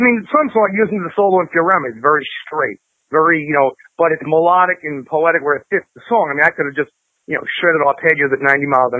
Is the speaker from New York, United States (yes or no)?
yes; New York City, New York, United States; I'm from Queens, New York